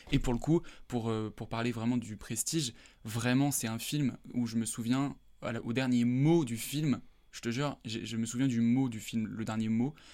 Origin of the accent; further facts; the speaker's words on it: Corrèze, Nouvelle-Aquitaine, France; je viens de Corrèze